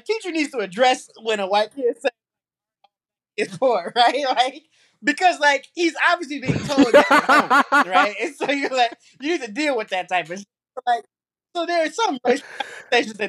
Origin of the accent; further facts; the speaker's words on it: Trinidad & Tobago; now in United States; I'm from Trinidad